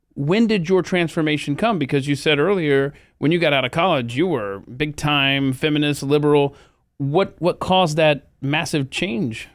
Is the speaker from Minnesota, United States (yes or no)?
no; Atlanta, Georgia, United States; moved away; I'm from Atlanta, Georgia